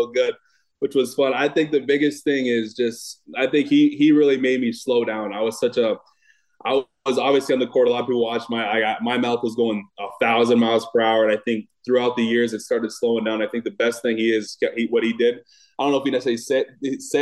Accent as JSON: {"language": "English", "town": "Watertown", "country": "United States", "tie": "born or raised there", "also_born_or_lived": "Malibu, California / Cedar Falls, Iowa", "moved": "as an adult", "said": "Watertown, oh goodness, was 2,300 people was in my town when I was younger"}